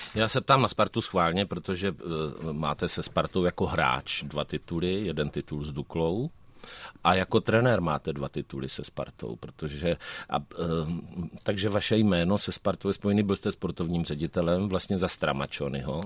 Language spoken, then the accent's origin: Czech; Hustopeče, South Moravian Region, Czechia; also born or lived in Hodonín; já jsem celý život vyrůstal v Hustopečích u Brna, ale narodil jsem se v Hodoníně